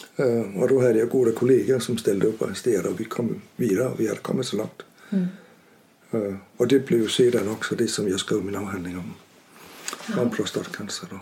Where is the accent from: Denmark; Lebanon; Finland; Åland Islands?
Denmark; Vejle, Southern Denmark; Swedish is a second language; moved away as an adult; also born or lived in Aarhus; now in Urshult, Sweden; Jag är född i en liten stad som heter Vejle på Jylland